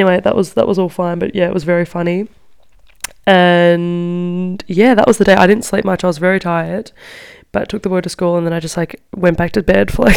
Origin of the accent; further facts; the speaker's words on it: Australia; moved away as an adult; now in Milan, Italy; I'm Australian